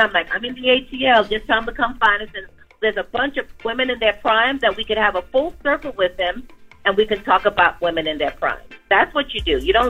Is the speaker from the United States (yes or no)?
no; Trinidad & Tobago; I'm feeling blessed that I'm a Trinidadian and it's Trinidad Carnival Week.